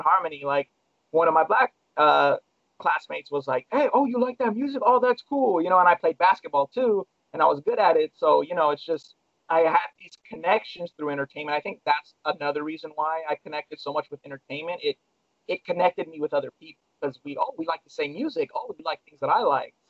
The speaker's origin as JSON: {"language": "English", "town": "Long Beach", "region": "California", "country": "United States", "tie": "born or raised there", "said": "I grew up in Long Beach, California, where I was born"}